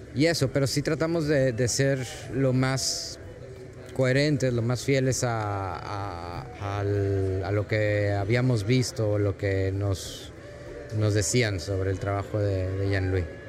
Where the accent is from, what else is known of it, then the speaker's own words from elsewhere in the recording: Mexico; Yo soy mexicano